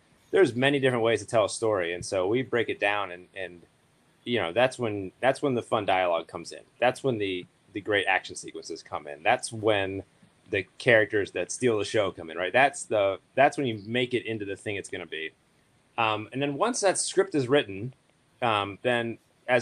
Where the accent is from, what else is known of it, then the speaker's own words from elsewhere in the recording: Pittsburgh, Pennsylvania, United States; moved away; I am from Pittsburgh originally